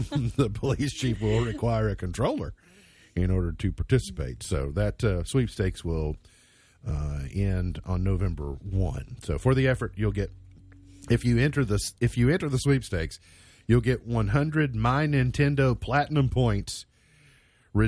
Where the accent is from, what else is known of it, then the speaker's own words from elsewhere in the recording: Kentucky, United States; I'm proud to be a Kentuckian